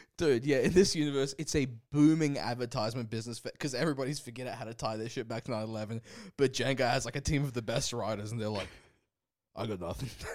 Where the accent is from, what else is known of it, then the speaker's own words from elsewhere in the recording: Brisbane, Queensland, Australia; moved away; we're both from Brisbane. We're both Brisbane boys, and we want to check in with our home city every now and again.